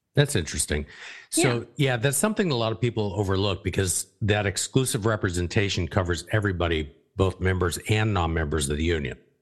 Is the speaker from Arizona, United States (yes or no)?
yes; Arizona, United States; moved away; where we grew up in Arizona